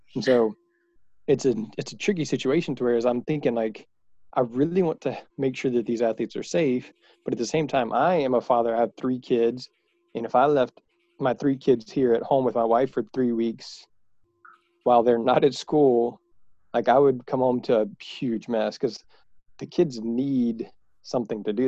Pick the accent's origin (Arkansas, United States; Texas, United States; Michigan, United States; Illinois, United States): Texas, United States; Houston; I am from Houston. I am from Texas.